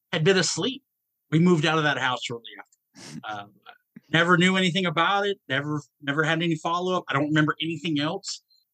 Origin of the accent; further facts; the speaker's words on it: Atlanta, Georgia, United States; Okay, so I grew up in Atlanta, Georgia. I have lived in 42 different states.